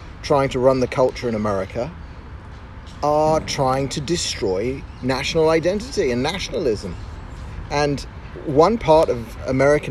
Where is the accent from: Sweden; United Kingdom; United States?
United Kingdom; moved away as an adult; now in Tel Aviv, Israel; I grew up in Great Britain and I moved to Israel 10 years ago.